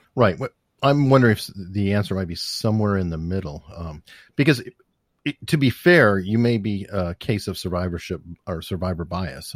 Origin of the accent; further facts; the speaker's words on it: Tucson, Arizona, United States; I grew up in Tucson